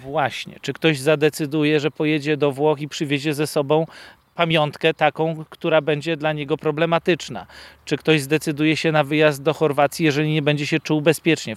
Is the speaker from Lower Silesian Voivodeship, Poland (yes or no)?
yes; Lower Silesian Voivodeship, Poland; my z Dolnego Śląska